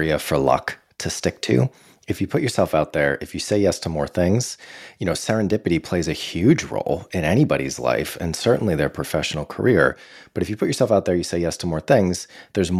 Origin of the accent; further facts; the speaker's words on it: Boston, Massachusetts, United States; growing up in the Boston area